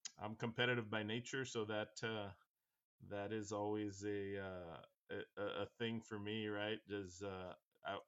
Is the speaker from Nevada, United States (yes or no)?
no; Weslaco, Texas, United States; We opened up our first butcher shop here in my hometown of Weslaco, Texas